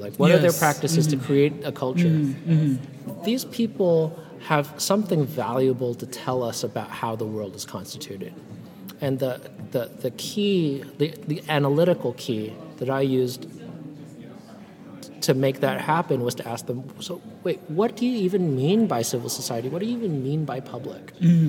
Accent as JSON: {"language": "English", "town": "Vancouver", "region": "British Columbia", "country": "Canada", "also_born_or_lived": "San Francisco, United States", "said": "And so I thought, okay, well, I'm from Vancouver and San Francisco."}